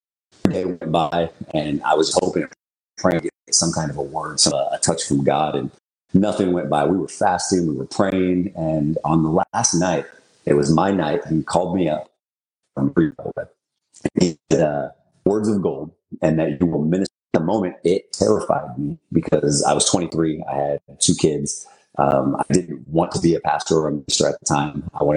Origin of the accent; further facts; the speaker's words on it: Portland, United States; born there; So I was born in Portland.